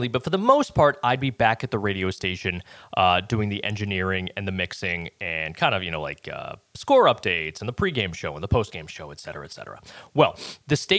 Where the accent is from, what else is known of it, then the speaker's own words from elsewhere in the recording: Boston, Massachusetts, United States; now in Pensacola, United States; when I was growing up in Boston, I listened to WAAF